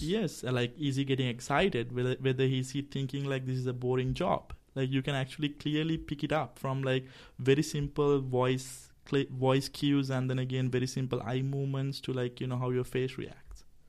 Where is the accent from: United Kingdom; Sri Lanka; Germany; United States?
Sri Lanka; I'm also from Sri Lanka